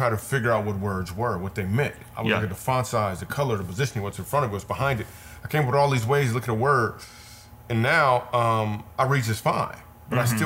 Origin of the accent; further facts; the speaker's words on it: Michigan, United States; we grew up in Michigan